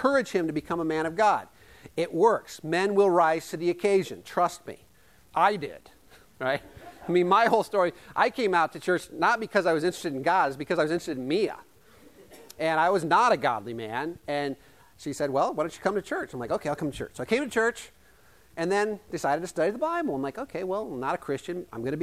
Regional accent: Yale, Iowa, United States; the little town I grew up in Yale, Iowa, population 250

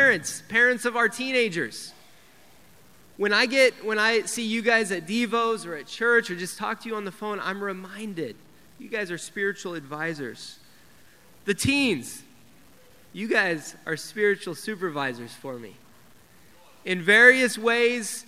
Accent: Denver, Colorado, United States; I grew up in Denver. I grew up in the teen ministry in Denver.

